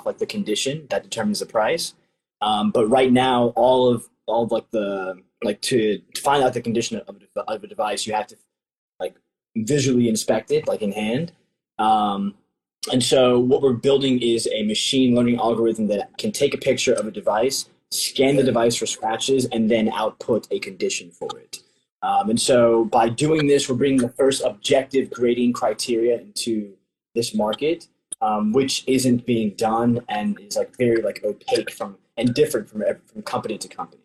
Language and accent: English; Nigeria; I'm a Nigerian, and the tribe specifically